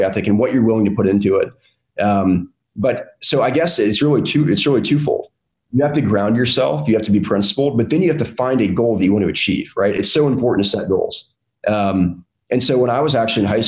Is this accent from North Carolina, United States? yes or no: yes; North Carolina, United States; a Southern kid that was born and raised in North Carolina, my entire life